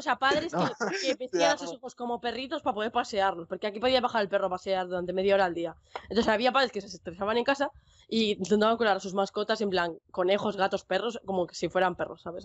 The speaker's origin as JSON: {"language": "Spanish", "region": "Basque Country", "country": "Spain", "said": "País Vasco, estoy al norte de España"}